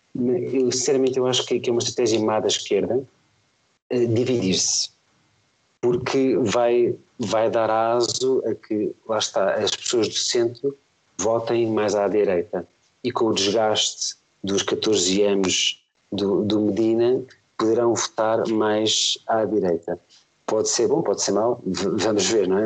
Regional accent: Lisbon, Portugal; now in Amadora, Portugal; Eu, eu, sempre morei em Lisboa, agora moro na Amadora, mas sempre nasci, nasci fui criado em, em Lisboa.

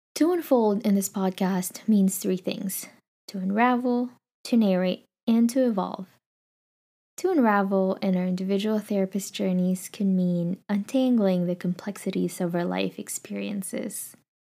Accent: Philippines; now in California, United States; I was born and raised in the Philippines

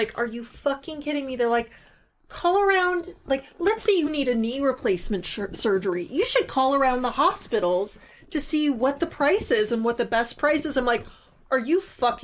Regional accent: Colorado, United States; moved away; also born or lived in Portland; I was from Colorado.

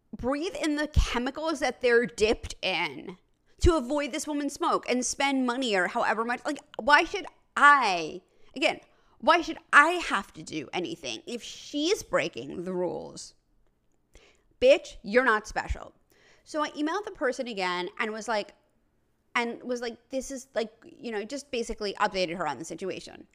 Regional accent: New York City, New York, United States; I'm from New York City. I grew up in an apartment building

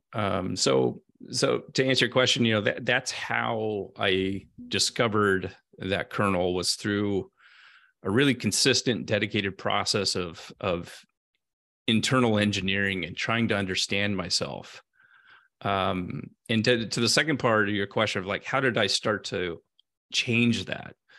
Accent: Central California, United States; moved away as an adult; I grew up in Central California on a small family farm in a blue-collar community

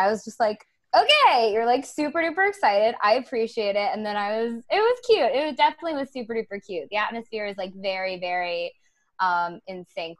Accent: Laurel, Maryland, United States; I'm from Laurel, so PG County.

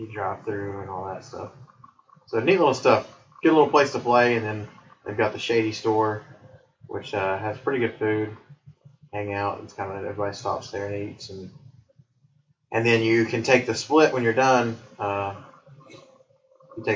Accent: United States; That's where I grew up at.

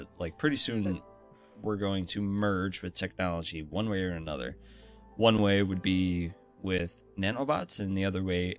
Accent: Boston, Massachusetts, United States; Of course I'm from Boston. Where else do you expect a woman like this to come?

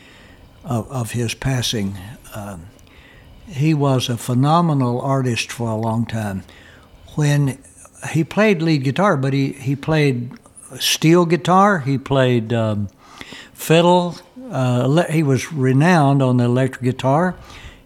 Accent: United States; moved away as an adult; also born or lived in Tennessee / Kentucky; now in Texas, United States; I was born and raised in Tennessee and Kentucky

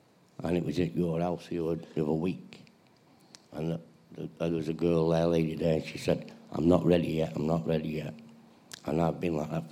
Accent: Manchester, North West England, United Kingdom; I'm born in Manchester. I've got a brother and sister. I grew up believing in Jesus

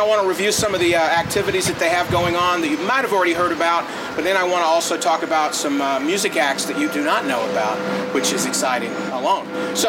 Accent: Tupelo, Mississippi, United States; He's from my hometown.

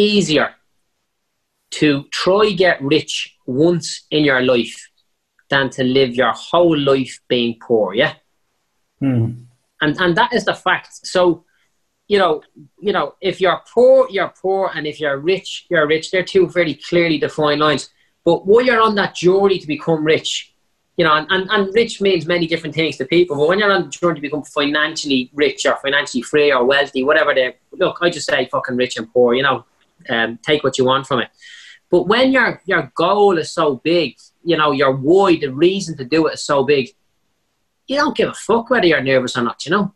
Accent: Dublin, Leinster, Ireland; I was a bricklayer from Clondalkin, you know, one of the, you know, definitely top five worst parts of Dublin at the time

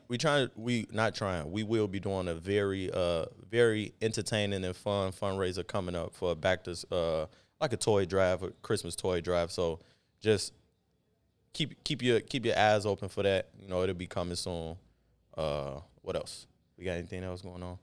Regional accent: Chicago, Illinois, United States; South side

